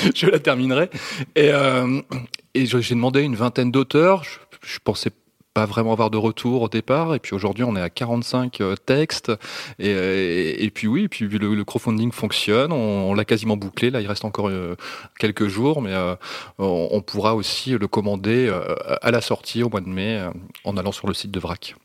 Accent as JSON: {"language": "French", "region": "north of France", "country": "France", "said": "je viens du nord de la France"}